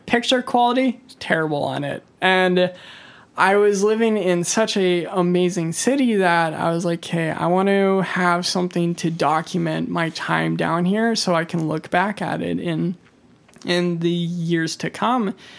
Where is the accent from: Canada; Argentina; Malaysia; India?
Canada; Kelowna, British Columbia; I'm born and raised from Kelowna